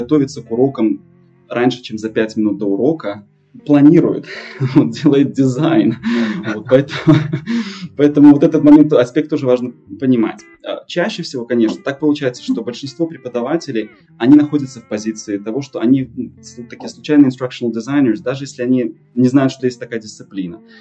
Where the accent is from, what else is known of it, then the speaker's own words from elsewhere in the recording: Belarus; moved away as an adult; now in United States; Мой отец из России, но я в России был только дважды. Я из Беларуси